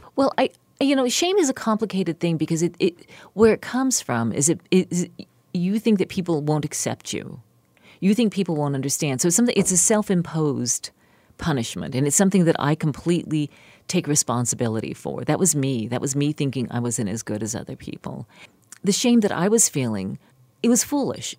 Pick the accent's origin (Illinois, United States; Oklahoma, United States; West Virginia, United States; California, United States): West Virginia, United States; moved away; my family or anyone I grew up with in West Virginia